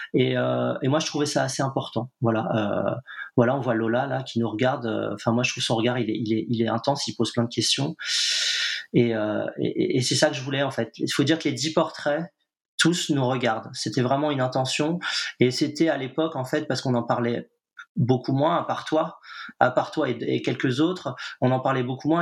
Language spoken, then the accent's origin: French; Nantes, Pays de la Loire, France; je suis nantais